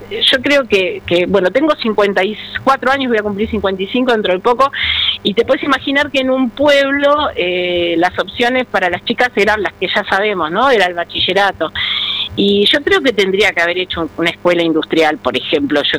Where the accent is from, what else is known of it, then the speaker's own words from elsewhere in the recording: San Vicente, Buenos Aires Province, Argentina; yo, yo soy de San Vicente, de un pueblo a unos 45 kilómetros de acá de Avellaneda